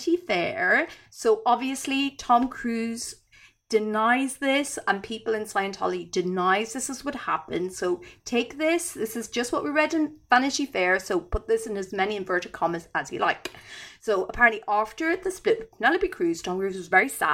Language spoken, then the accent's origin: English; Ireland; I'm Irish